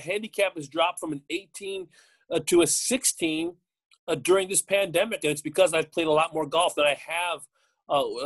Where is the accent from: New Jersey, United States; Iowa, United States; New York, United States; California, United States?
California, United States; Los Angeles; moved away; I grew up in the San Fernando Valley